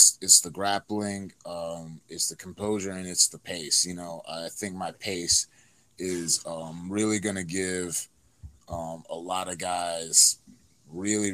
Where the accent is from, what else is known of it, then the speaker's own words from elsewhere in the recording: North Carolina, United States; I'm from North Carolina.